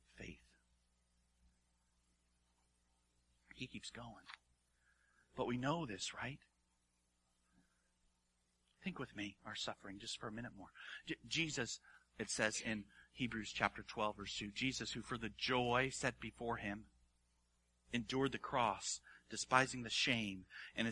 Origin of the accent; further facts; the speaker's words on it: Hawaii, United States; I grew up in Hawaii.